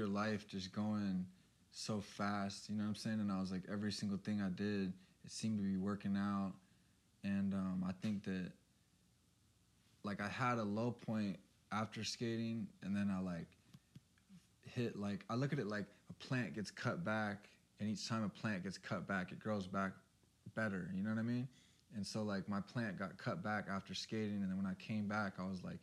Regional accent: Santa Barbara, California, United States; I grew up surfing. I'm from Santa Barbara, and so we'd surf, skate, everything

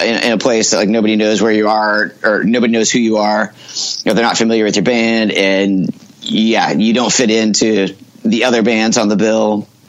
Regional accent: Mount Vernon, Washington, United States; also born or lived in Bellingham, United States; I was born in Bellingham, Washington, which is right up by the Canadian border.

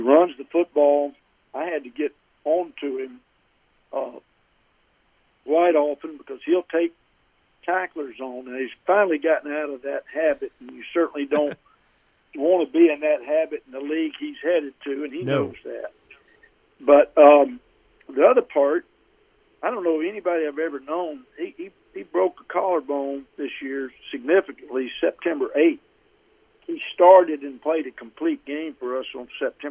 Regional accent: Alabama, United States; growing up in Alabama

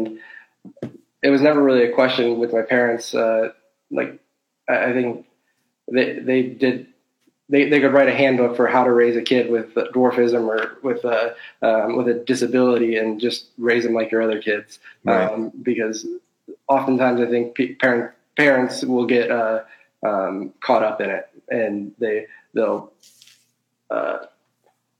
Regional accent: South Bend, Indiana, United States; Born, raised, and currently living in South Bend, Indiana

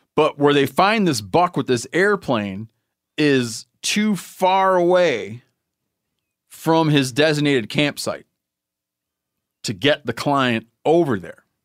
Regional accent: Michigan, United States; my home state of Michigan

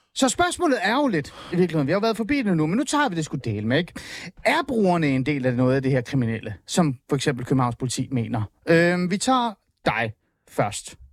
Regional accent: Hornbæk, Capital Region of Denmark, Denmark; jeg voksede op i Nordsjælland, jeg voksede op i Hornbæk

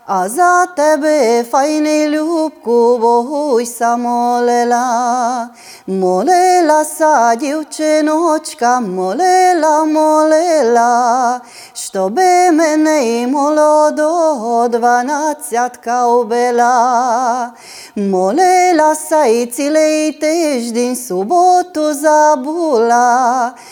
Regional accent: Ruscova, Maramureș County, Romania; Це моє рідне село

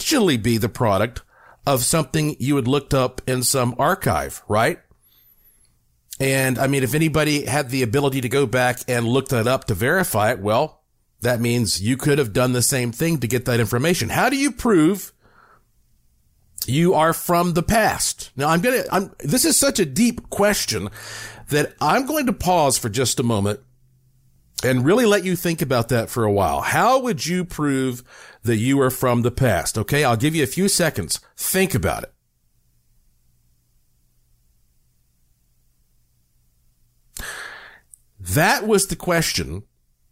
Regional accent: North Carolina, United States; now in Las Vegas, United States; I'm from North Carolina

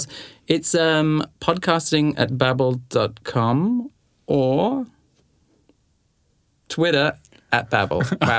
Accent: Australia

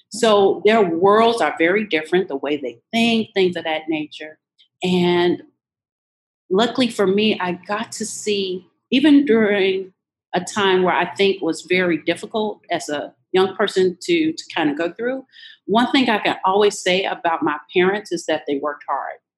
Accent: Louisiana, United States; born there; I was born in Louisiana to a mom that, a teenage mom, and a teenage father.

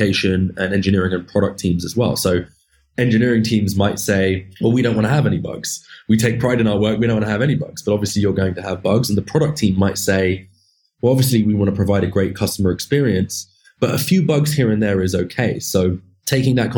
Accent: United Kingdom; moved away as an adult; now in San Francisco, United States; we also have an office back in my home country of the UK

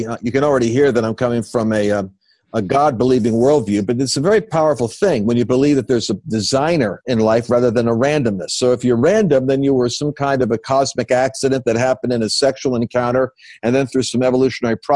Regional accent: Oyster Bay, New York, United States; accent: New Yorker; I grew up born in Oyster Bay, Long Island. So I'm New Yorker by accent if I'm under pressure

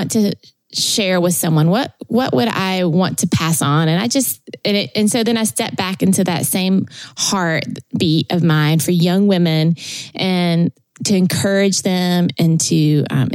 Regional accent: Tennessee, United States; moved away as an adult; also born or lived in California; I was born in Tennessee

